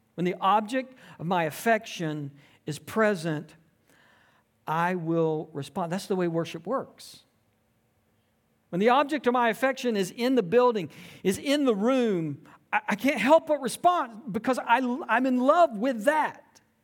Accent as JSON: {"language": "English", "town": "Tifton", "region": "Georgia", "country": "United States", "tie": "born or raised there", "said": "I grew up in South Georgia. a small town, uh, Tifton, Georgia, um, and it was a great place to grow up."}